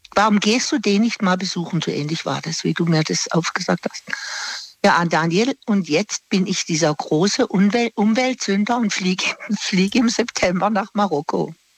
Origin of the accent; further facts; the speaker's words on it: Singen, Baden-Württemberg, Germany; moved away; Ich komme ja aus dem Bodenseegebiet von Singen und meine Verwandtschaft wohnt noch unten